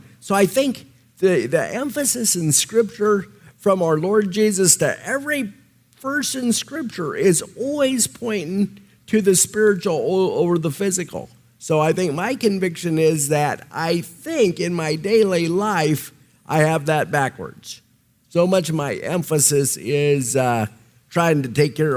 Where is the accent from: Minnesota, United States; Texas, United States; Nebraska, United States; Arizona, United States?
Nebraska, United States; accent: Nebraska; my Nebraska accent